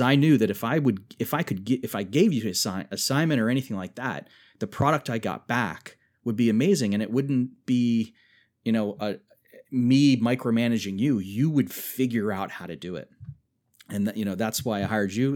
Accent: Germantown, Maryland, United States; moved away as an adult; also born or lived in West Virginia; where I grew up in Germantown, Maryland

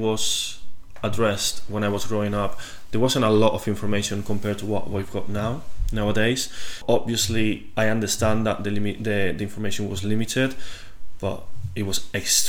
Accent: Spain; I was actually quite lucky because even in my city, my high school especially, not just school, they actually tried to actively

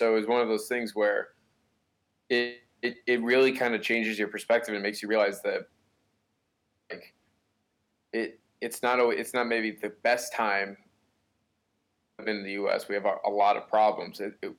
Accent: Newbury, Massachusetts, United States; moved away as an adult; now in New York, United States; I'm from Newbury, Massachusetts. But I go to school down in the New York area at Mercy College.

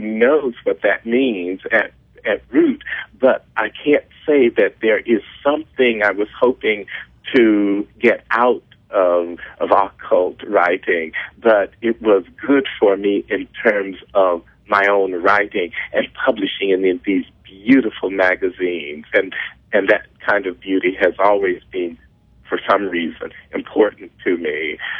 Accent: Mississippi, United States; I learned in Mississippi or that I grew up with in Mississippi

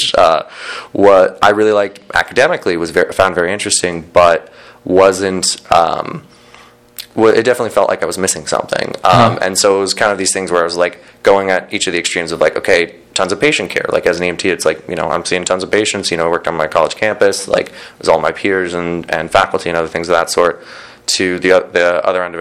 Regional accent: San Diego, California, United States; moved away as an adult; also born or lived in Boston, Massachusetts; I'm born and raised in San Diego, or just north of San Diego. I lived there for 18 years.

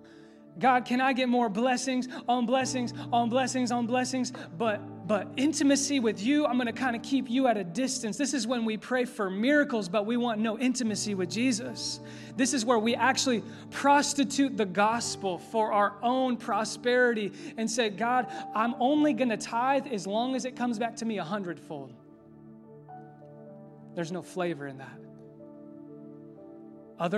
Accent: Indianapolis, Indiana, United States; I'm from Indy

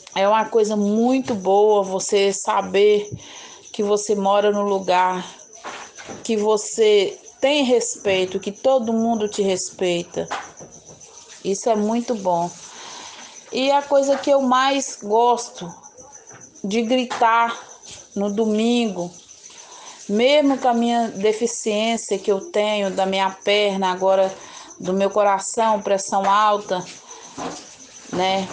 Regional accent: Governador Valadares, Minas Gerais, Brazil; also born or lived in São José da Safira, Minas Gerais; Porque eu vim para cá, para Valadares, eu sou de São José de Safira. Eu nasci, eu nasci lá, vim para cá, eu tinha dois anos de idade

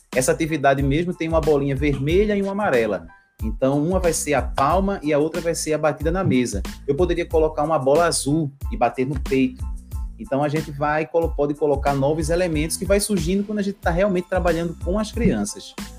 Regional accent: Recife, Pernambuco, Brazil; sou aqui de Recife, Pernambuco, né, uhum. Nordeste

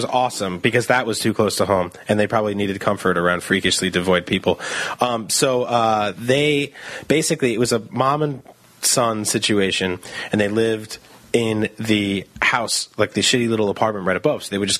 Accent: Ridgewood, New Jersey, United States; moved away; I grew up in a small town in Ridgewood before I went off to the big city

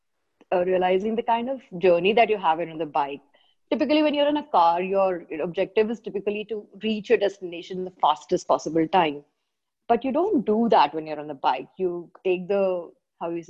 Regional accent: Kerala, India; I'm from Kerala

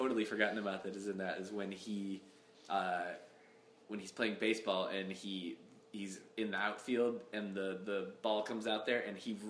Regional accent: Michigan, United States; moved away; I grew up in Michigan originally, but the closest big city to where I lived was Chicago

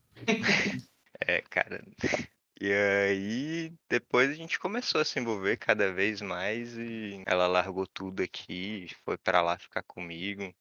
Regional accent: Rio de Janeiro, Brazil; moved away as an adult; eu nasci no Rio, né, cara? Eu nasci do, do lado da favela, eu nasci no Estácio. E na época que eu nasci lá, aquilo lá era uma favela cabulosa

